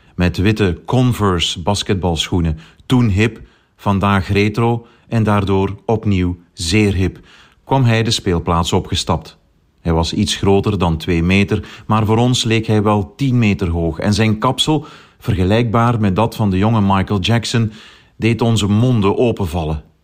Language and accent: Dutch; Tongeren, Flanders, Belgium; Als kind heb ik zelf een aantal jaar basketbal gespeeld bij mijn club in Tongeren, mijn geboorteplaats